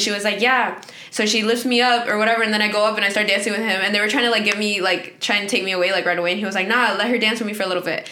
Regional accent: Dover, Florida, United States; also born or lived in Guanajuato, Mexico; I'm the owner of Privilindo Boutique and I'm from Dover, Florida

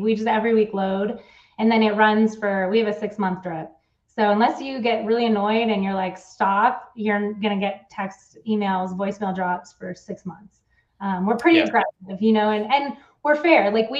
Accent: Switzerland; I came from Switzerland. We had a totally different mentality and thought process.

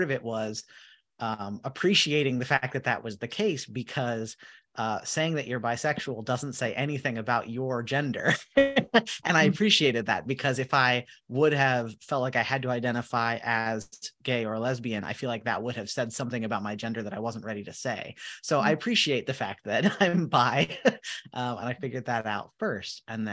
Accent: Minnesota, United States; I'm from Minnesota

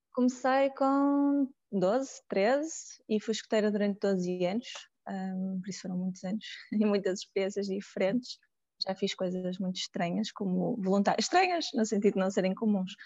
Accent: Porto, Norte, Portugal; sou do Porto

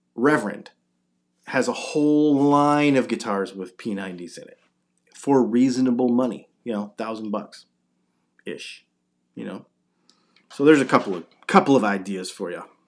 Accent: Augusta, Georgia, United States; I'm from Augusta, Georgia

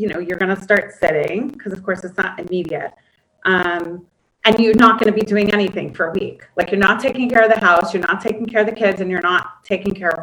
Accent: Weston, Connecticut, United States; moved away as an adult; now in Gush Etzion, Israel; I grew up in Connecticut, in what I have since our conversation learned was the wealthiest county in Connecticut

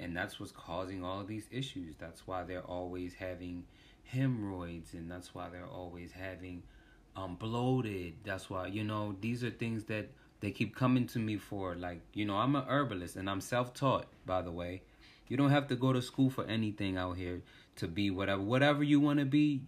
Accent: Washington, District of Columbia, United States; I was born in, um, D C, Washington, D C.

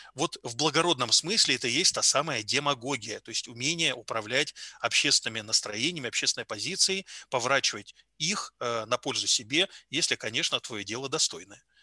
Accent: Yalta, Crimea, Ukraine; now in Tomsk, Russia; я родом из Ялты

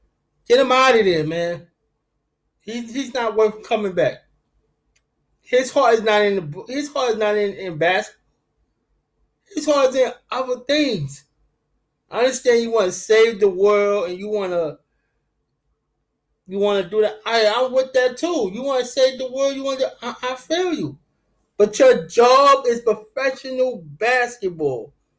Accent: Brooklyn, New York, United States; I'm a Brooklyn Nets fan. I'm from Brooklyn.

